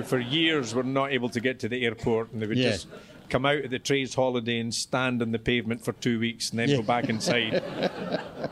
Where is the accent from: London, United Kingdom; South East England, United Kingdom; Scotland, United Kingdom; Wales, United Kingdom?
Scotland, United Kingdom; Perthshire; I've never lived in Edinburgh. I grew up in Perthshire